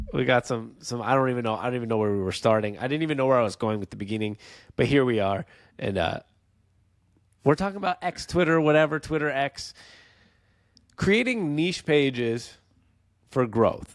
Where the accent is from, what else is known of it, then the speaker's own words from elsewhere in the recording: Seattle, Washington, United States; moved away; we're from Seattle originally